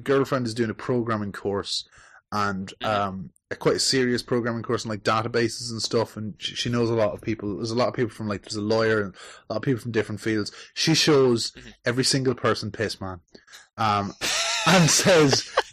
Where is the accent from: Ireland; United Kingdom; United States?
Ireland; I'm from Ireland